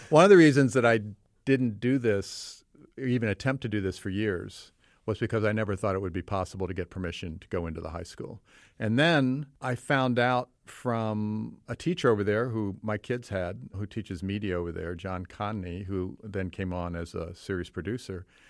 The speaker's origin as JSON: {"language": "English", "region": "Virginia", "country": "United States", "tie": "born or raised there", "moved": "yes", "lives_now": "Oak Park, United States", "said": "I grew up in Virginia, but I've lived in Oak Park"}